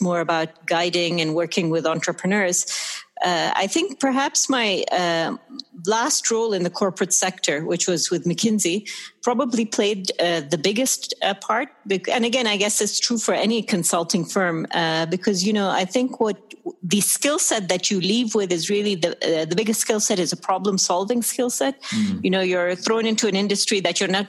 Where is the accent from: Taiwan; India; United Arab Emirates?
United Arab Emirates; Sharjah; also born or lived in Dubai / United Kingdom / United States; I'm Emirati. I was born and brought up here in the UAE